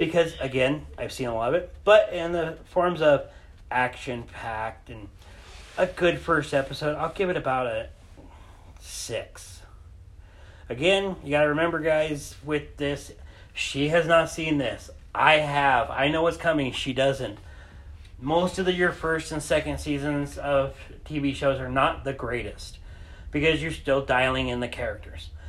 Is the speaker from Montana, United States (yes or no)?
yes; Montana, United States; moved away; I'm from Montana originally.